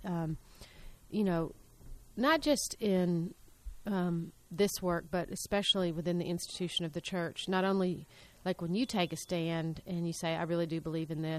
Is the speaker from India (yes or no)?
no; Tennessee, United States; I'm from Tennessee